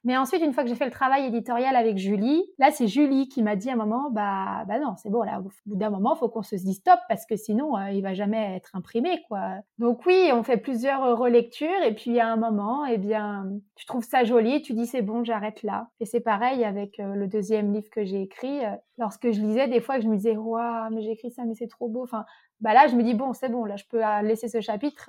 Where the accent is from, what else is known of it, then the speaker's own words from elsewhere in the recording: Morzine, Auvergne-Rhône-Alpes, France; j'ai grandi à Morzine, qui est une station de ski